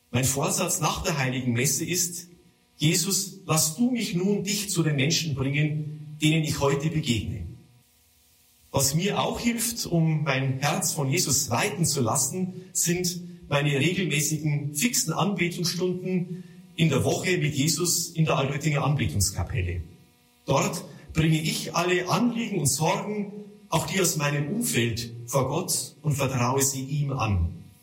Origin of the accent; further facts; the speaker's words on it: Altötting, Bavaria, Germany; ich komme aus dem Gnadenort Altötzing.